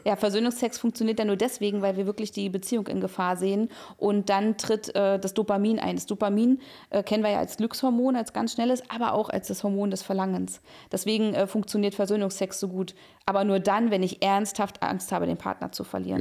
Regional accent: Berlin, Germany; ich bin ja also in Berlin aufgewachsen

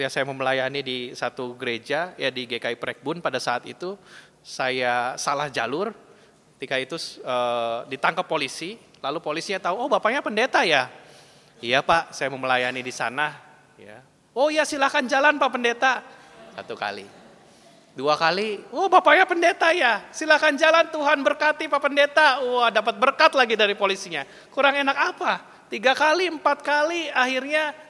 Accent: Bandung, West Java, Indonesia; accent: Sundanese; now in Surabaya, Indonesia; Saya asli orang Bandung, ngomongnya logat Sunda begini ya Bapak Ibu. Dan ya beberapa kesulitan. Yang pertama soal uh, ya cuaca yang jelas berbeda gitu ya, jauh lebih panas di Surabaya.

